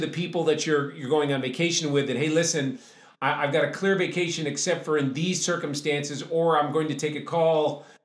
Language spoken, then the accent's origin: English; New England, United States; I grew up in New England